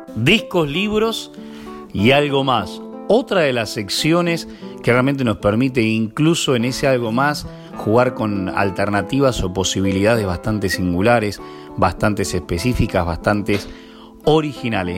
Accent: Dolores, Buenos Aires Province, Argentina; nací en Dolores

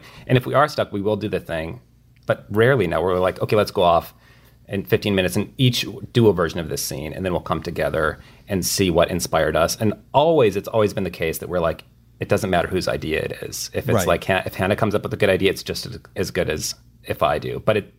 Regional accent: Midwest, United States; and also because we're from the Midwest

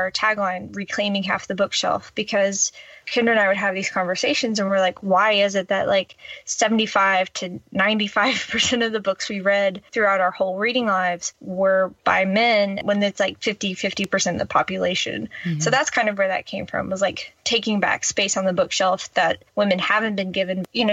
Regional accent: the South, United States; And I grew up in the South, like what's going on here?

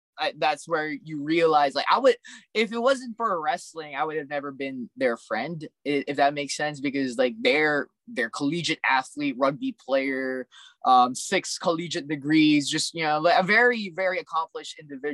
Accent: Alaska, United States; also born or lived in California; because I'm an immigrant. I grew up in Alaska then California, so it's like, you know, like definitely don't have any roots.

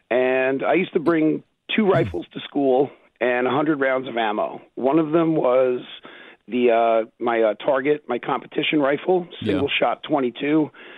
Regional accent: Long Island, New York, United States; Long Island.

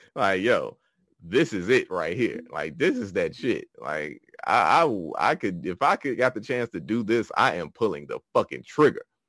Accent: Chicago, Illinois, United States; Originally from Chicago, Illinois

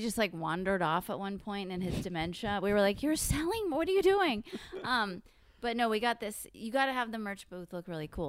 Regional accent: California, United States; Oh, I'm from California, so we

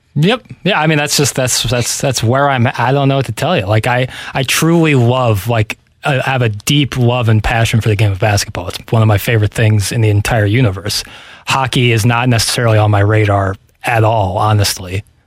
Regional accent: St. Louis, Missouri, United States; I'm from St. Louis, Missouri.

